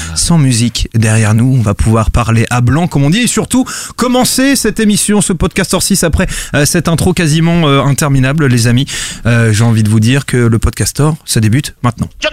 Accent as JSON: {"language": "French", "town": "Bordeaux", "region": "Nouvelle-Aquitaine", "country": "France", "moved": "yes", "lives_now": "Paris, France", "said": "je suis de Bordeaux"}